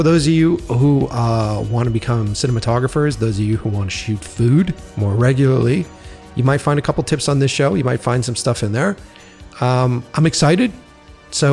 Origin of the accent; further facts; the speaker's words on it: Boston, Massachusetts, United States; moved away; originally I'm from Boston